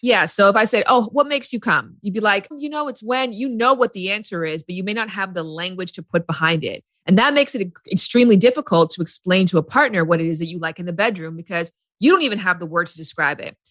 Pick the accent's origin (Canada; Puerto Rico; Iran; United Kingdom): Canada; now in Los Angeles, United States; I'm from Canada. I lived in LA.